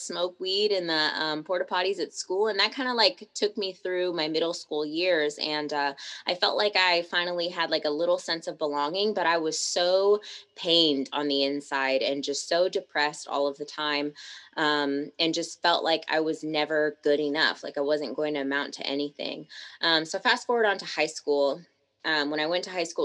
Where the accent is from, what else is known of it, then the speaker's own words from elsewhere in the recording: Tacoma, Washington, United States; also born or lived in Seattle; I come from Tacoma, which is like a smaller city on the outskirts of Seattle